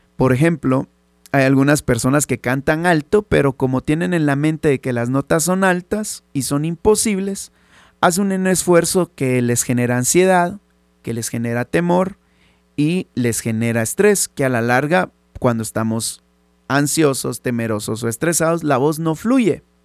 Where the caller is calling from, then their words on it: Guatemala; saludos desde Guate